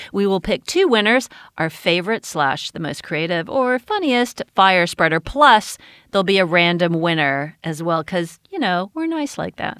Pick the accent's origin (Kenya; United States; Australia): United States; Growing up in America